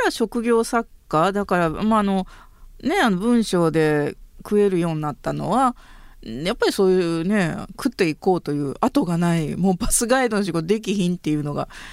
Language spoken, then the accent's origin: Japanese; northern Hyogo Prefecture, Japan; 私は出身兵庫県の北部です